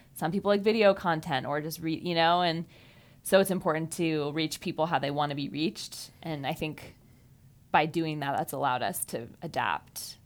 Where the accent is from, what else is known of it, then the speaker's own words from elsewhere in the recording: Fairfield, Iowa, United States; I grew up in Fairfield, like David did